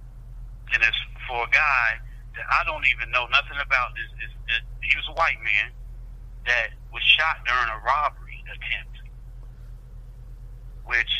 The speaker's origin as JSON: {"language": "English", "region": "Southeast Kansas", "country": "United States", "tie": "born or raised there", "said": "I was down in like 3 hours away in Southeast Kansas. My hometown."}